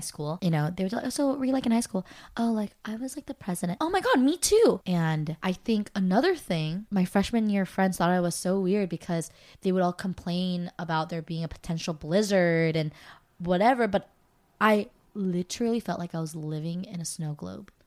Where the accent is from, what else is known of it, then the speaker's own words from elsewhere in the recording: California, United States; I'm from California